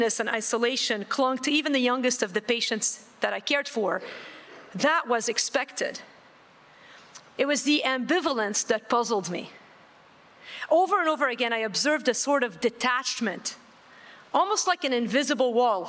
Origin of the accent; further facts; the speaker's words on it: Beirut, Beirut Governorate, Lebanon; I was born in West Beirut, Lebanon, and grew up in the 70s and 80s. I lived through some of the worst of the civil war in West Beirut.